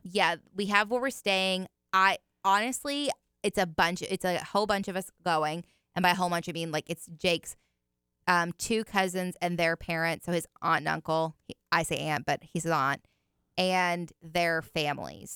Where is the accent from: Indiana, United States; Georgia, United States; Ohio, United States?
Indiana, United States; moved away; where I grew up in Indiana